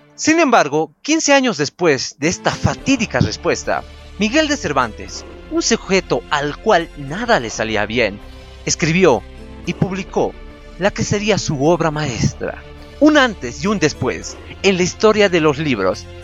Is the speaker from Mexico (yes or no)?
no; Potosí, Bolivia; no es que yo sea de La Paz, yo soy de Potosí.